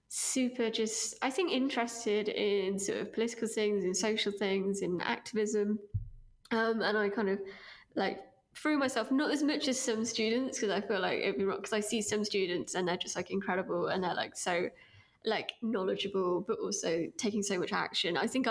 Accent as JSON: {"language": "English", "region": "East Midlands", "country": "United Kingdom", "tie": "born or raised there", "said": "I grew up in my teenage years in Derbyshire. In sort of a rural-ish town up north, although I don't think you'd guess it from my accent anymore."}